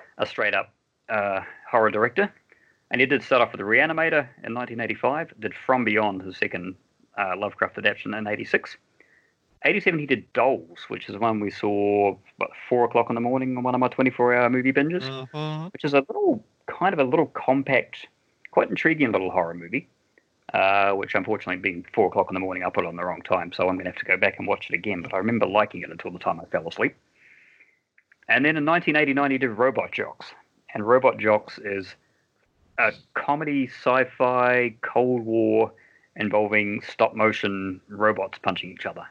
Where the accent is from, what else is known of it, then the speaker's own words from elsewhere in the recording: New Zealand; being a Kiwi